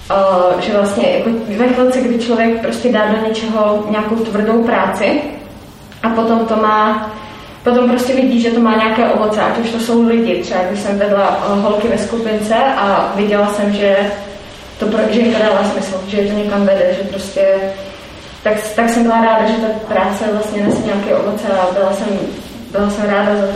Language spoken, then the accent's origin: Czech; Czechia; myslím si, že jako Češi taky máme hm, problém ještě s jednou částí, s tímhle tím, jak se neradi chválíme.